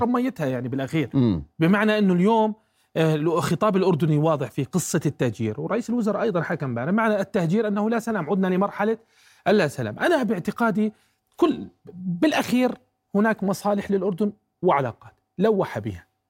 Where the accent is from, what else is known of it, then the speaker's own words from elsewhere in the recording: Jordan; أنا كأردني